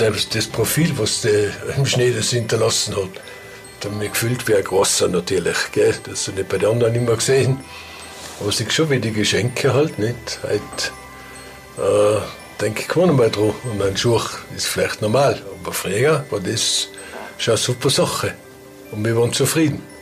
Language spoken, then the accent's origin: German; Ginzling, Tyrol, Austria; meine Heimat, wo ich aufgewachsen bin, in Ginzing drin, in dem Rostock, sehr abgeschieden